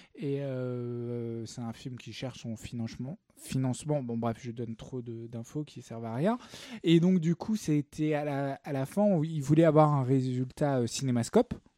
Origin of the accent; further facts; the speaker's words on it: the South, southern France, France; je suis, du Sud